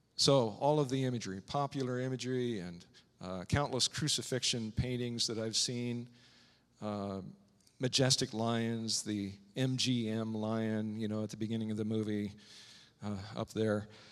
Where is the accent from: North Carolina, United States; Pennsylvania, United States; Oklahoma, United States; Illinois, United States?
Illinois, United States; Strasburg; moved away; growing up in Strasbourg, Illinois, a small town in the middle of Illinois